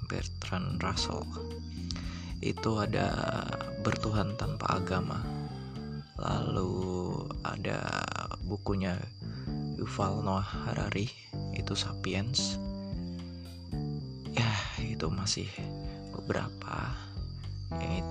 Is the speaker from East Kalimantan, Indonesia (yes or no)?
no; Batang, Central Java, Indonesia; born there; saya lahir di Batang Batang itu di Jawa Tengah bagian utara di Pantura Jalan Pantura tepatnya di timurnya Pekalongan